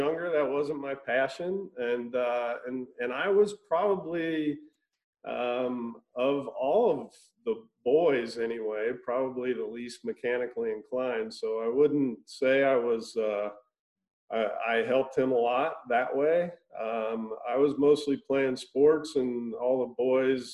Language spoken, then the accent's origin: English; Cincinnati, Ohio, United States; I grew up in Cincinnati, Ohio. So, Midwest boy.